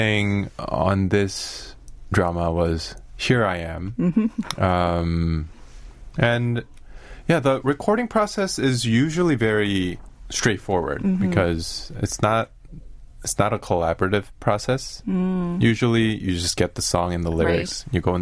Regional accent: United States; now in Seoul, South Korea; I'm from the States as well

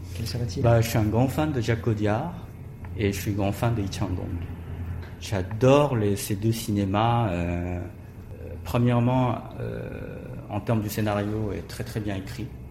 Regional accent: Busan, South Korea; born or raised there; French is a second language; moved away as an adult; also born or lived in France

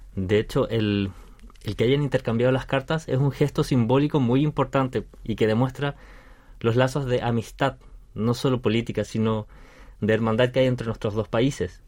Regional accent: Chile; moved away as an adult; now in South Korea

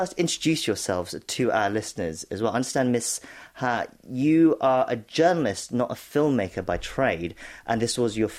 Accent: United Kingdom; So for me, as a British Korean

